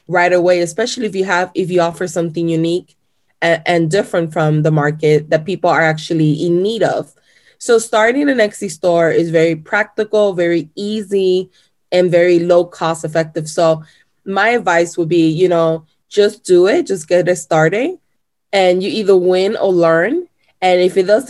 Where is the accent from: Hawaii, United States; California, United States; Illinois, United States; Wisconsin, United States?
Illinois, United States; Chicago; English is a second language; also born or lived in Puerto Rico / Florida; my mom and my dad moved to Chicago when I was about 3 years old. And then I lived in Chicago for majority of my life